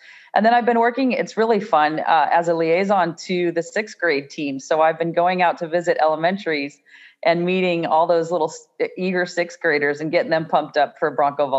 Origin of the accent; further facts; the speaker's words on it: California, United States; I came from the Bay Area and did my student teaching actually in the Bay Area first